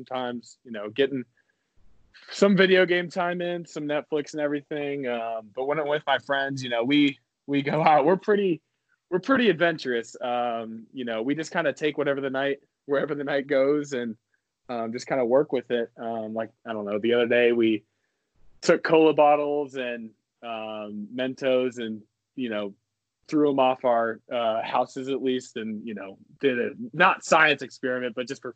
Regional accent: Leawood, Kansas, United States; also born or lived in Stilwell, Kansas; I'm technically from Leawood, Kansas.

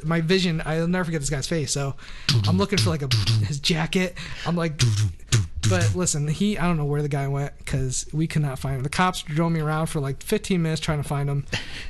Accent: New England, United States; now in Los Angeles, United States; growing up in New England

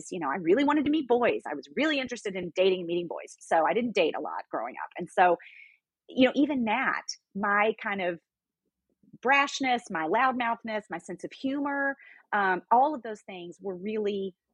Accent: the South, United States; I loved growing up in the South.

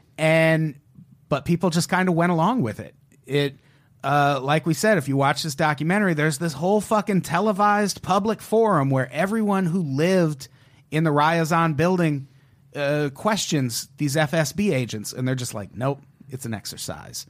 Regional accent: United States; as an American

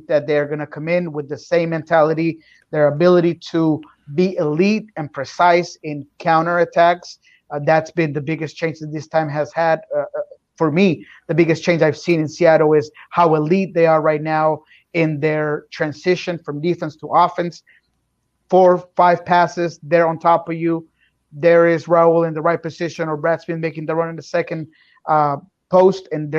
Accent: Bogota, Colombia; moved away; because I'm from Bogota.

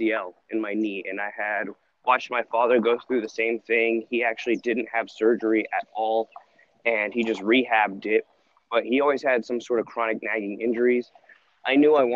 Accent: Sacramento, California, United States; moved away as an adult; also born or lived in Dartmouth, New Hampshire / England; now in Southern California, United States; I grew up in Northern California, Sacramento area

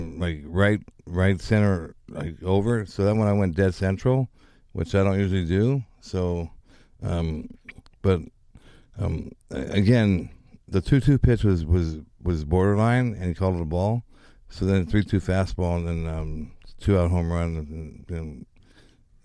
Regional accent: Anaheim, California, United States; I grew up near Anaheim Stadium, and I used to ride my bike there

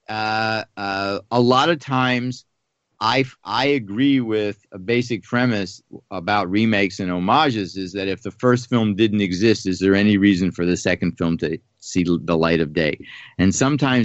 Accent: Pittsburgh, Pennsylvania, United States; I grew up in Pittsburgh

